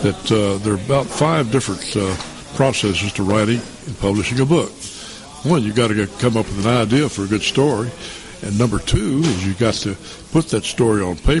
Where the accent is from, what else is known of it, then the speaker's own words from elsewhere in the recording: Knoxville, Tennessee, United States; I was born and raised in East Tennessee, Knoxville